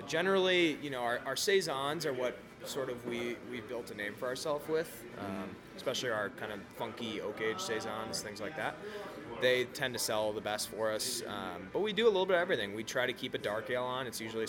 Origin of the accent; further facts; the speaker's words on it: Colorado, United States; people find out that I'm from Colorado at breweries